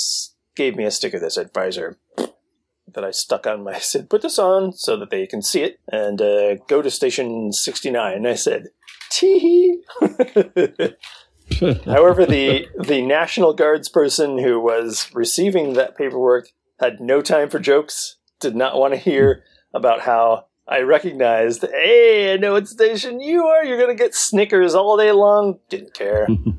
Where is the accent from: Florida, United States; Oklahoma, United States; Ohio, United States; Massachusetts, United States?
Oklahoma, United States; Cleveland; Hee-haw salutes my hometown of Cleveland, Oklahoma. Population 12,503.